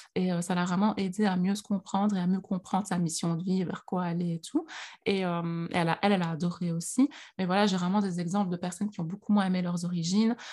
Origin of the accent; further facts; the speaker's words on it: Liège, Wallonia, Belgium; accent: Liège; moi, je suis née en Belgique, donc je suis née à Liège. Euh, d'ailleurs, j'ai l'accent liégeois.